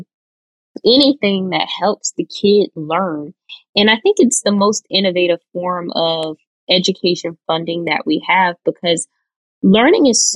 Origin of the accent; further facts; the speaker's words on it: Florida, United States; my home state. I'm biased, out of Florida